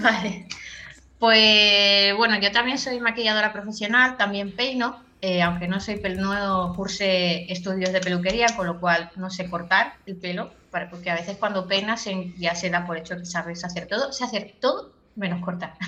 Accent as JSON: {"language": "Spanish", "town": "Cambrils", "region": "Catalonia", "country": "Spain", "said": "yo soy de Tarragona, en concreto soy de cambris que es un pueblo que está un poco más retirado de Tarragona"}